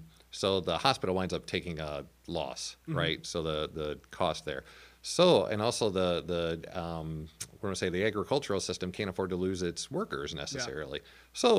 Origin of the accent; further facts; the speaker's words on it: Albers, Illinois, United States; So I grew up in Albers, which is the sign driving into town said 650. when I moved out. It has since experienced a boom in the form of 2 to 3 new subdivisions, so it's now up to like 1,000 people.